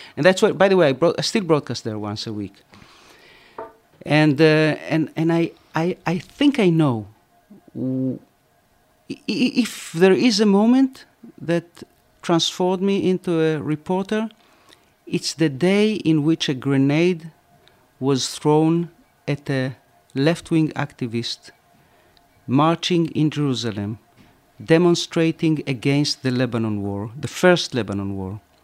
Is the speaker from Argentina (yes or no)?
yes; Argentina; now in Israel; when I grew up in Argentina